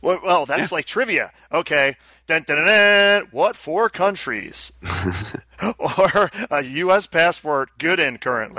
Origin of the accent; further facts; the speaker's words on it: United States; We're American.